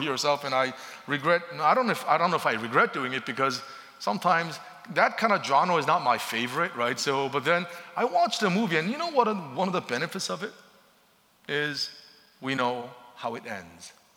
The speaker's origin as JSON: {"language": "English", "region": "Seoul", "country": "South Korea", "tie": "born or raised there", "moved": "yes", "said": "growing up in Seoul, Korea"}